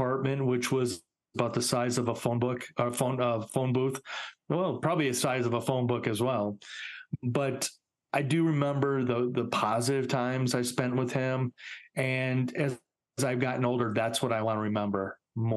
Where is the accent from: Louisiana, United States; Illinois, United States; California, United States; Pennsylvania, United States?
Illinois, United States; Chicago; also born or lived in Highland Park, Illinois; I grew up in Chicago